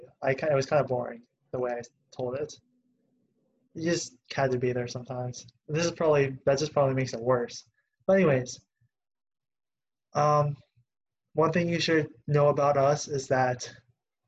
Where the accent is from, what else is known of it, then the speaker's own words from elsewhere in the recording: Pittsburgh, Pennsylvania, United States; I grew up in Pittsburgh